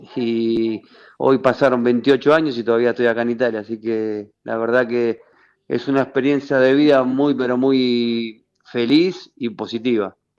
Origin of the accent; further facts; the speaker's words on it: Avellaneda, Buenos Aires Province, Argentina; moved away as an adult; also born or lived in Italy; crecí eh, en el doque con, la cumbia vieja